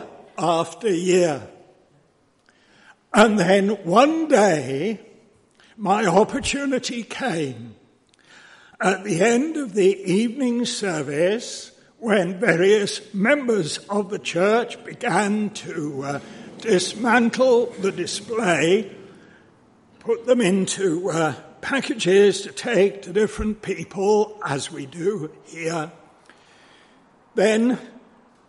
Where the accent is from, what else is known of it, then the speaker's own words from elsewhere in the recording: London, United Kingdom; As a boy, I was brought up in Oakwood Baptist Church in North London